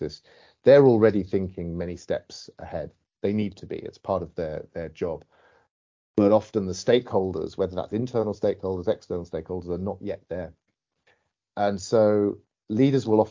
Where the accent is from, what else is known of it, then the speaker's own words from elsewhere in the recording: United Kingdom; as a Brit